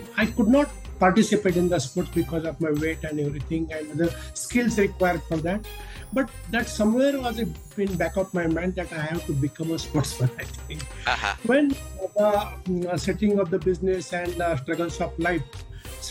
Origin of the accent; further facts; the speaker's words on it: India; also born or lived in Kalyan, Mumbai, Maharashtra; I'm from India. I live in a Kalyan suburb of Mumbai